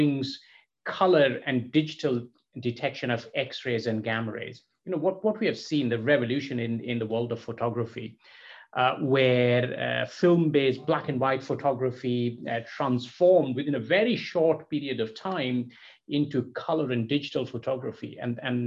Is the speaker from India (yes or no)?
yes; Kolkata, West Bengal, India; moved away; I was born and brought up in Calcutta in India